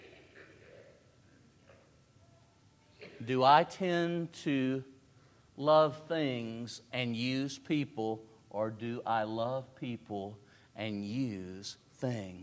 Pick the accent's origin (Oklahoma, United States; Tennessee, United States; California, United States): Tennessee, United States; I'm from the South. I'm from Tennessee